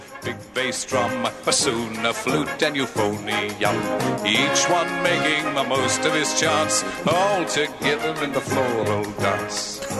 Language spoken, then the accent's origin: English; London, United Kingdom; accent: Cockney